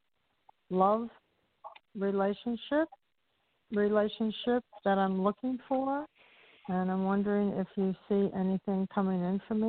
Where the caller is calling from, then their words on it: Florida, United States; I'm calling from Florida.